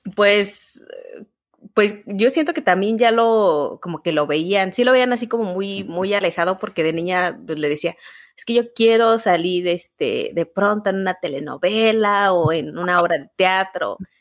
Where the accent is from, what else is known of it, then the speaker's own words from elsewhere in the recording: Guanajuato, Mexico; now in Querétaro, Mexico; pues yo soy originaria de, Guanajuato, un estado de, México. ¿Mm? Eh, al noreste de, Guanajuato soy, bueno, ahí, este, ahí crecí